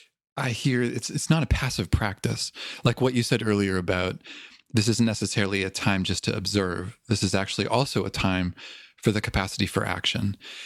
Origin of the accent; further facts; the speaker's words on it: Toronto, Ontario, Canada; accent: Toronto; moved away; I grew up in Toronto.